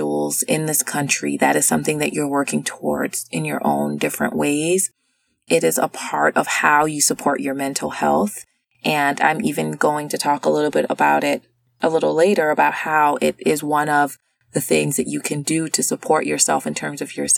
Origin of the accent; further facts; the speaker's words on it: the South, United States; I'm from the South. I grew up there